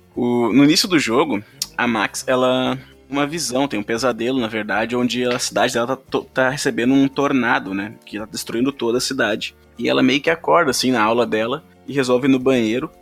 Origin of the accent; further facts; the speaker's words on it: Rio Grande do Sul, Brazil; accent: gaúcho; o meu sotaque foi gaúcho nesse começo